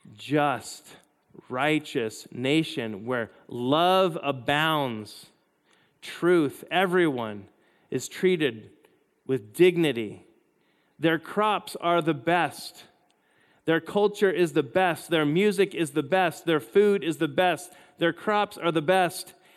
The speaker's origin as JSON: {"language": "English", "country": "United States", "said": "I am all for being an American"}